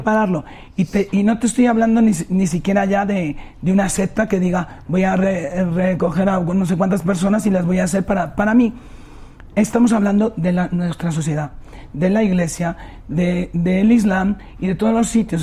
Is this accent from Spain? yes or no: yes; Spain; moved away; nosotros en España